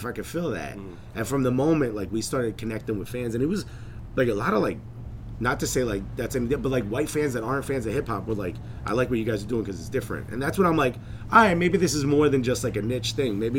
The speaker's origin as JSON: {"language": "English", "town": "Newark", "region": "New Jersey", "country": "United States", "tie": "born or raised there", "moved": "yes", "lives_now": "New York, United States", "said": "born and raised in Newark"}